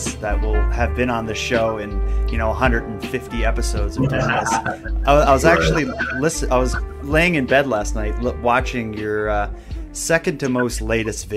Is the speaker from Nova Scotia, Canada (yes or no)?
yes; Halifax, Nova Scotia, Canada; my hometown here in Halifax